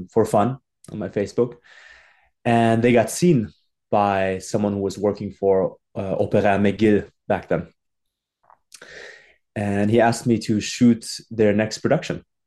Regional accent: Germany; moved away as an adult; now in Montreal, Canada; I was born and raised in Germany and did my high school there

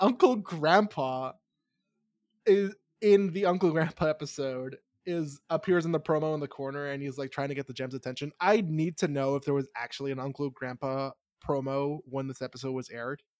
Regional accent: New York, United States; I'm a New Yorker

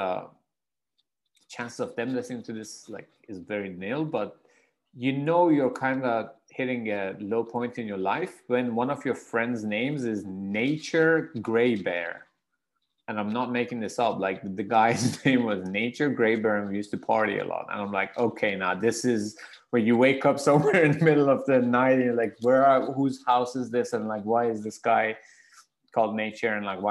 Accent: Iran; moved away; I'm from Iran

